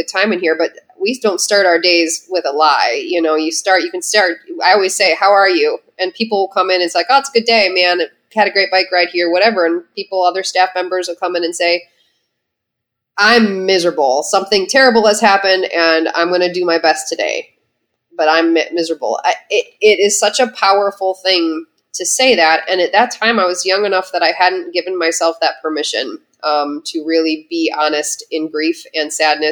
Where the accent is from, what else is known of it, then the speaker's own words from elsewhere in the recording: Midwest, United States; I'm a Midwesterner that was raised to suck it up